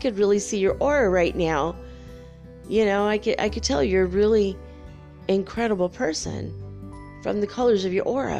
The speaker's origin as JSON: {"language": "English", "country": "United States", "said": "I'm an American"}